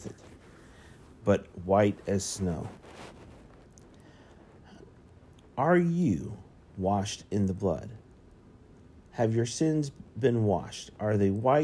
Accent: Central Florida, United States; I grew up in Central Florida

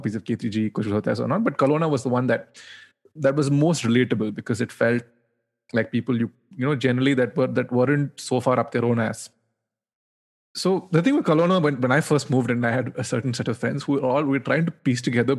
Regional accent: Bangalore, Karnataka, India; moved away as an adult; now in New York, United States; I moved to New York 3 years ago, and a large part of me growing up in Bangalore

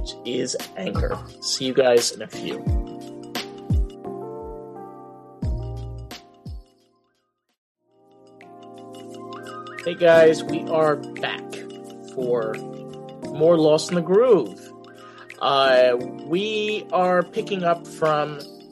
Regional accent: New York, United States; accent: New York; my New York accent

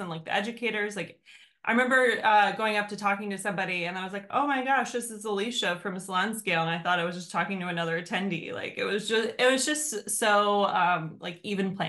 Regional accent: Leesburg area, Virginia, United States; moved away as an adult; also born or lived in San Francisco / New York City; I've grew up in this area and I've left multiple times and keep coming back.

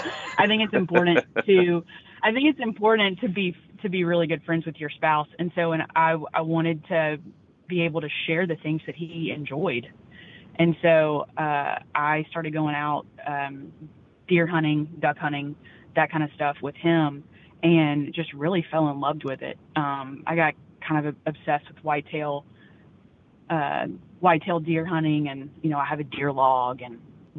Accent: Louisiana, United States; Yeah, so growing up, honestly, I was not really, I grew up in North Louisiana, and all the men in my family were super active outdoors, especially duck hunting.

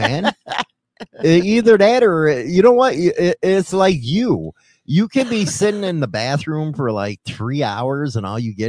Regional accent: United States; I'm American. I use standard.

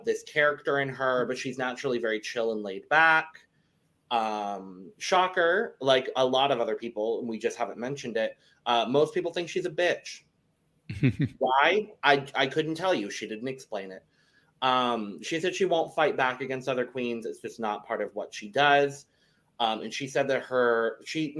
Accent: Southern Arizona, United States; I'm born and raised in Arizona, very specifically Southern Arizona

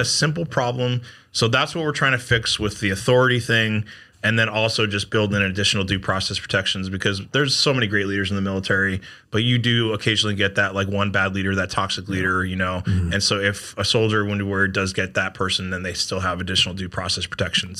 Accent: Connecticut, United States; accent: New York; moved away as an adult; now in South Carolina, United States; I grew up in Connecticut, right outside New York City

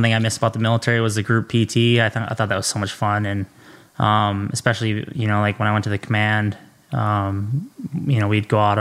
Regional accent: Minnesota, United States; I grew up in Sault Ste. Paul, Minnesota. It's a very small town, big hockey town

